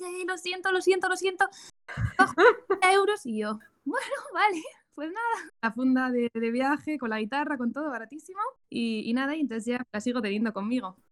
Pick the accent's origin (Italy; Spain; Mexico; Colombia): Spain; San Sebastián, Basque Country; yo soy de San Sebastián